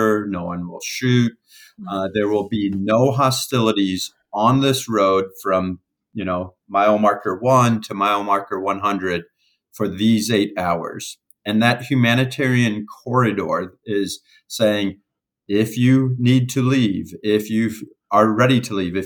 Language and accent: English; United States; I'm from America